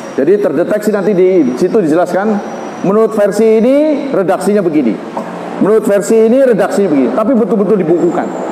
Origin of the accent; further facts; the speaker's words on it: Banten, Indonesia; kita orang Banten